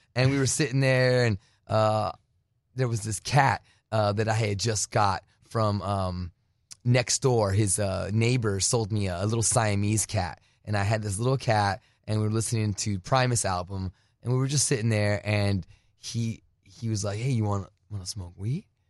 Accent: United States; also born or lived in Phoenix, Arizona / New Jersey; now in California, United States; I was born in Phoenix, but raised on the border

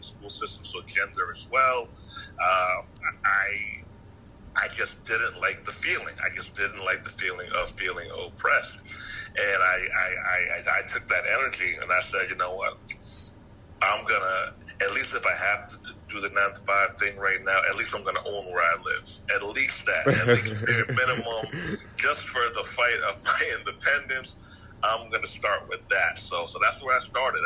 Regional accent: Yonkers, New York, United States; now in Atlanta, United States; I'm from Atlanta now, but yeah. I'm from New York

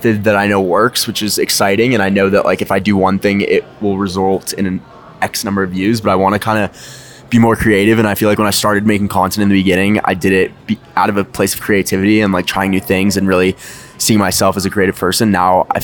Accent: Los Angeles, California, United States; moved away as an adult; now in New York City, United States; I'm from Los Angeles, California, but I recently moved to New York City

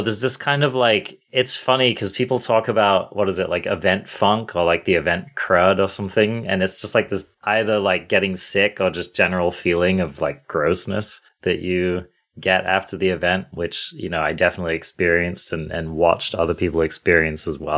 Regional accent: England, United Kingdom; now in United States; I'm English as well

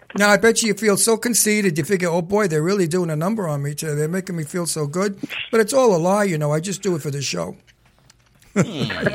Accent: New York City, New York, United States; I'm a New Yorker from Brooklyn

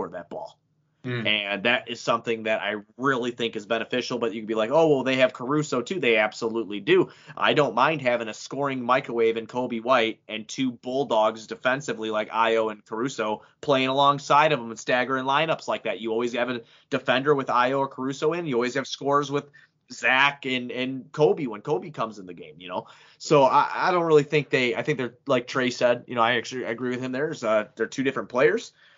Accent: Illinois, United States; I'm an Illinois fan just because I'm from Illinois.

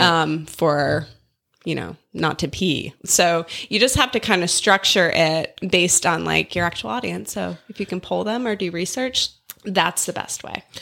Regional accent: South Dakota, United States; moved away as an adult; now in Canton, Georgia, United States; I grew up in South Dakota

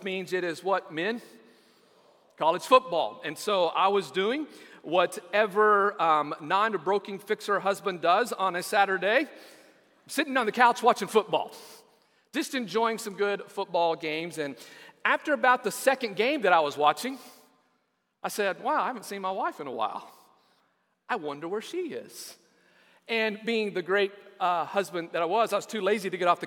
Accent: West Texas, United States; Growing up in West Texas

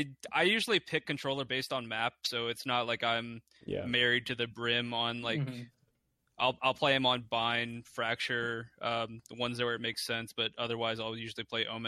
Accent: Kentucky, United States; I'm from Kentucky, home of bourbon.

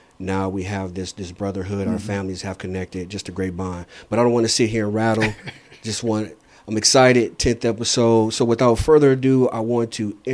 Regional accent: Saginaw, Michigan, United States; I was born and raised in Saginaw, Michigan

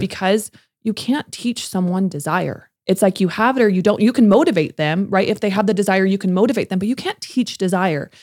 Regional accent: California, United States; moved away as an adult; now in Salt Lake City, United States; I'm from California, I moved here in 2015

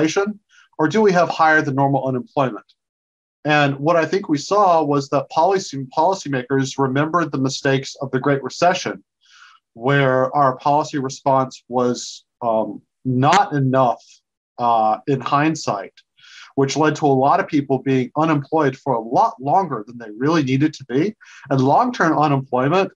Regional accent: South Georgia, United States; now in Washington, D.C., United States; I grew up in South Georgia.

